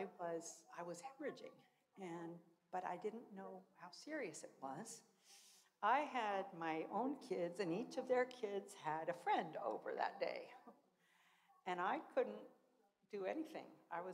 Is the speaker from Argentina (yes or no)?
yes; Argentina; I grew up in Argentina, actually. My folks were missionaries as well. And so Spanish has been my second language, really, from the time I was very young.